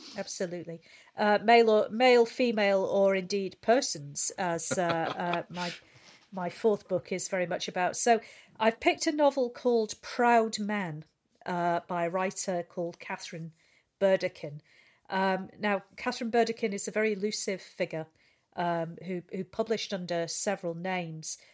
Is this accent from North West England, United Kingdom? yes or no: yes; St Helens, North West England, United Kingdom; I'm from Saint Helens. I just work in outer